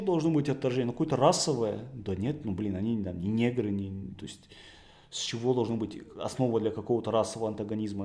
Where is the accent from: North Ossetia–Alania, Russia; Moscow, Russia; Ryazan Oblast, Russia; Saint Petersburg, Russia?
North Ossetia–Alania, Russia; Beslan; я сам практически из такого же места, я из Беслана